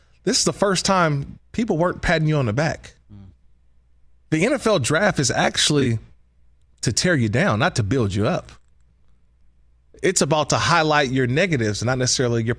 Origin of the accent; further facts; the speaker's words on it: California, United States; 510 was also my hometown's area code